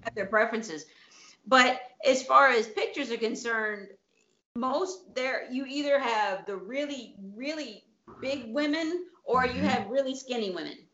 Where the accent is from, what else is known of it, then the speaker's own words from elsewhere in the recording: Tennessee, United States; now in Italy; I grew up in Tennessee